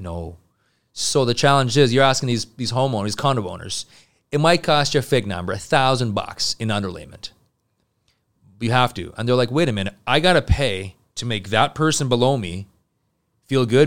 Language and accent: English; Montreal, Quebec, Canada; I'm from Montreal